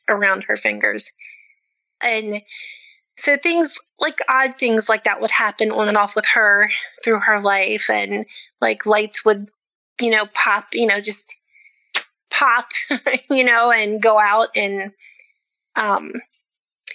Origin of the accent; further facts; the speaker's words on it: Maryland, United States; I grew up in Maryland